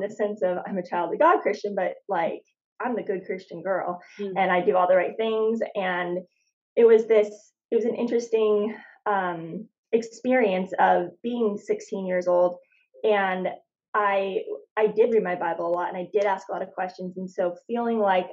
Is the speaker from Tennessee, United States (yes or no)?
no; Phoenix, Arizona, United States; moved away as an adult; now in San Diego, United States; I was born in Phoenix, lived there my whole life, and did a lot of traveling around, Australia, New Zealand, Costa Rica, after college, and then settled down here in San Diego.